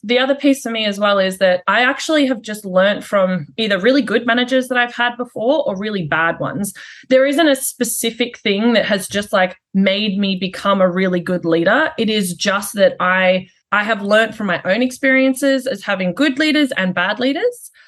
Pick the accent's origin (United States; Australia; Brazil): Australia; also born or lived in United Kingdom; now in Canada; I'm Australian